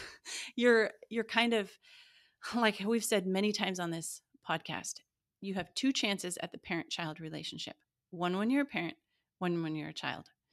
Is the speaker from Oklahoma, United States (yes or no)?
no; Montana, United States; I grew up in Montana